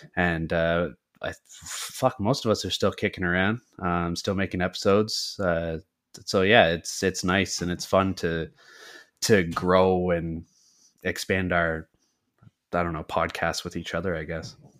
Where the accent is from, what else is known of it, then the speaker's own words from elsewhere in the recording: Canada; We are from the Great White North of Canada